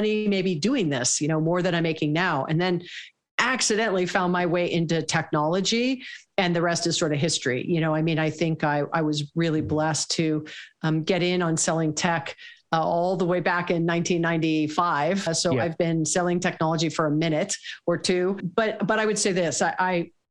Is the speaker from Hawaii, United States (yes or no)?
yes; Hawaii, United States; I was born and raised in Hawaii